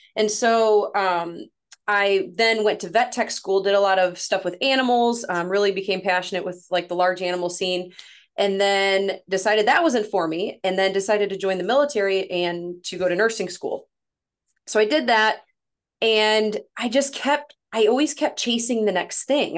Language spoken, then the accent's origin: English; St. Louis area, Missouri, United States; accent: northern; I'm from Saint Louis, Missouri, about thirty-five-ish minutes from Saint Louis, lived here my whole life